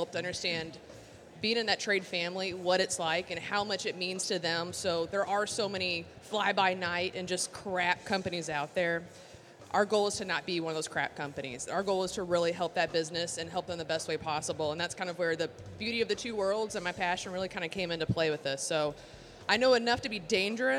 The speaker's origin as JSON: {"language": "English", "town": "Louisville", "region": "Kentucky", "country": "United States", "tie": "born or raised there", "said": "I am from Louisville, Kentucky, born and raised"}